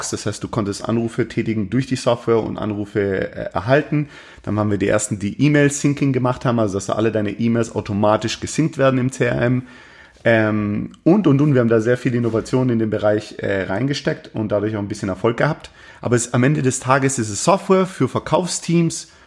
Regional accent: Baden-Württemberg, Germany; bin im Schwabenland groß geworden, aber ich hatte durchaus, äh, durchaus meine, meine Schwierigkeiten, meine kulturellen Schwierigkeiten mit dem Schwabenland.

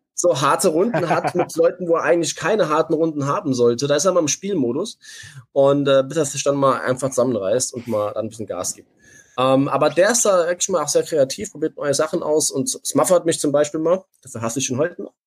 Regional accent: Saarland, Germany; accent: Saarländisch; ich bin Saarländer

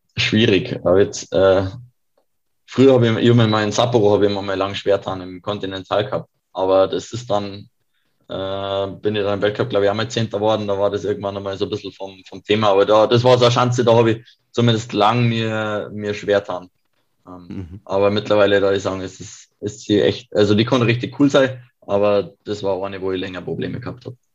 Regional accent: Kiefersfelden, Bavaria, Germany; ich komme aus Kiefersfelden

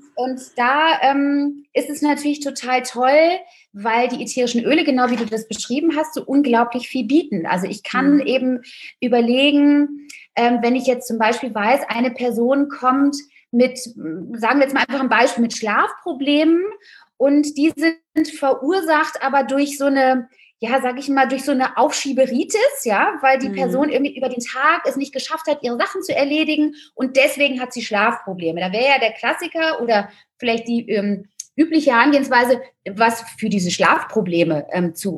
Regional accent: Rhineland, Germany; now in Berlin, Germany; Gebürtig bin ich aus dem Rheinland, ein rheinisches Mädchen

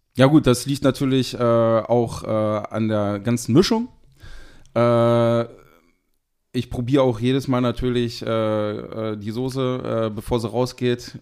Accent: Seesen, Lower Saxony, Germany; ich komme aus dem schönen Harz, äh, genau gesagt aus Sesen.

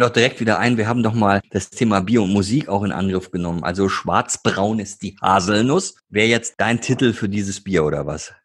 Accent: Ruhr area, North Rhine-Westphalia, Germany; ich komme ja aus dem Ruhrgebiet

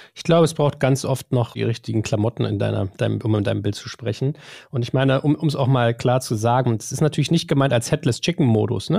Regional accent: Germany; wir sind das Volk der Dichter und Denker

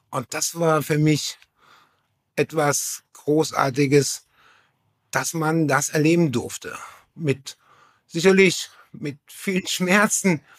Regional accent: Saarland, Germany; Georg sagte das Saarland und ich komme aus der Nähe von Schengen, das ist das Dreiländereck.

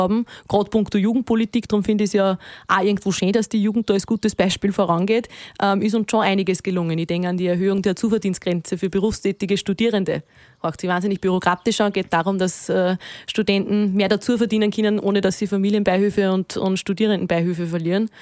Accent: Walding, Upper Austria, Austria; also born or lived in Vienna; Wenn ich von daheim rede, dann rede ich von Walding. Dann rede ich äh, wirklich da, von, von meinem Elternhaus, dort wo ich aufgewachsen bin

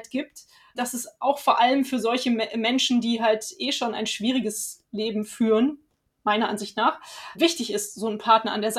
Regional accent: Cologne, North Rhine-Westphalia, Germany; ich komme ja aus Köln

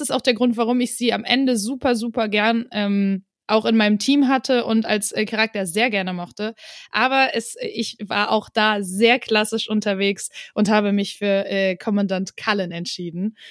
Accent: Wuppertal, North Rhine-Westphalia, Germany; also born or lived in Tanzania; now in Cologne, Germany; ich bin in Wuppertal zur Schule gegangen

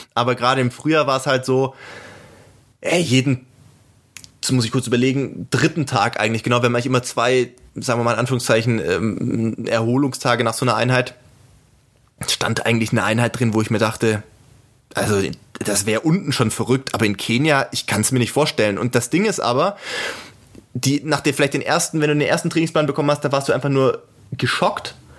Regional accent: Germany; ich als Deutscher bin

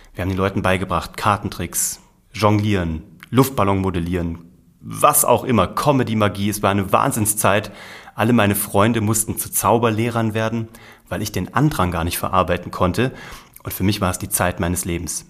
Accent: Kassel, Hesse, Germany; Ich bin in Kassel geboren worden, in der Mitte von Deutschland

